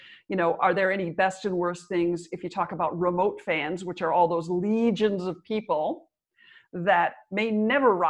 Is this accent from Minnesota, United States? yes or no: yes; Minnesota, United States; I'm from Minnesota, which is the original, like the ice hockey capital of America